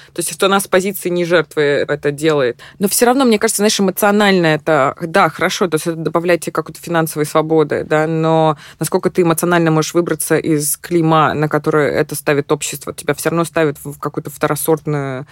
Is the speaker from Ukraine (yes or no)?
no; Minsk, Belarus; moved away as an adult; also born or lived in Missouri, United States; now in New York, United States; я выросла в Минске